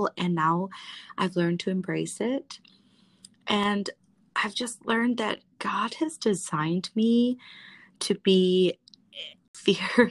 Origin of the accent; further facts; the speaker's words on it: United States; I identify as Hmong American, and I am a proud daughter